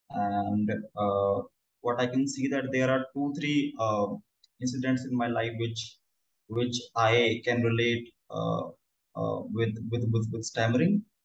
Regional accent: New Delhi, Delhi, India; I'm from New Delhi, India. And uh, I'm 26 years old.

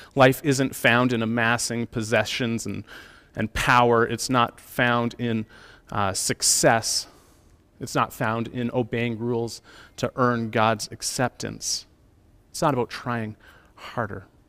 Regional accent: Calgary, Alberta, Canada; growing up in Calgary in the city

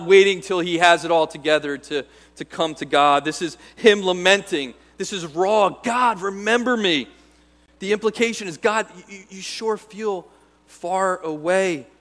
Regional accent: United States; as American Christians

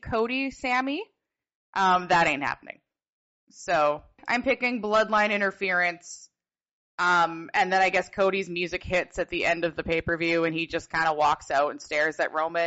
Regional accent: Canada; I'm Canadian

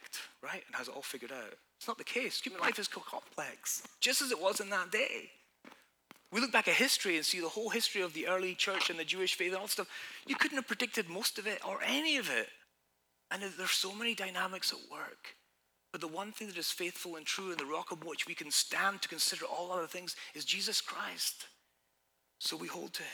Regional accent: Scotland, United Kingdom; now in United States; I'm from Scotland, you know, we got our troubles

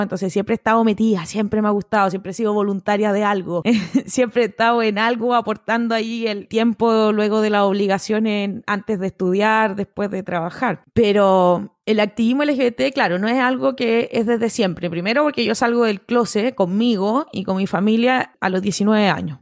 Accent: Iquique, Tarapacá, Chile; soy iquiqueña, nacida y criada acá

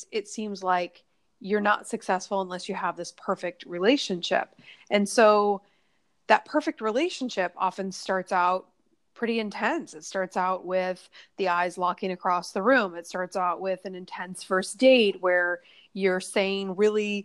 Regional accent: Nebraska, United States; now in New York City, United States; I'm mostly 100% in New York City, but I'm from Nebraska originally, when I go home, I see family

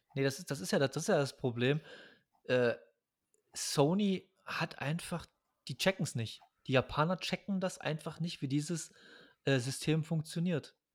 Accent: East Germany, Germany; Als Ostdeutscher

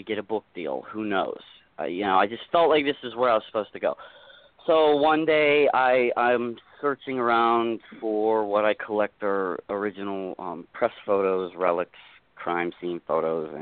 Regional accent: Pittsburgh, Pennsylvania, United States; I'm from Pittsburgh area

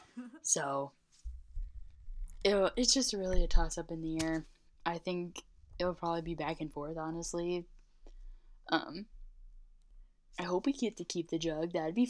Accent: Michigan, United States; we're from Michigan, so we can kind of deal with it

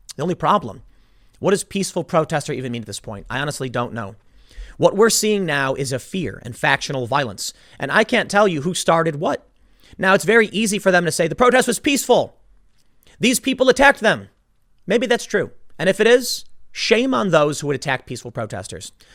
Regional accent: Chicago, Illinois, United States; I grew up in Chicago. I lived on the South Side

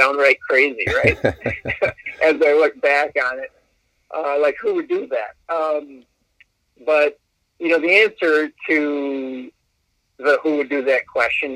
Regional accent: Verona, Wisconsin, United States; I'm from Verona

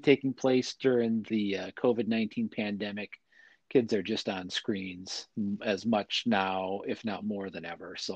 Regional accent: Wisconsin, United States; growing up in Wisconsin, my hometown's built on a hill

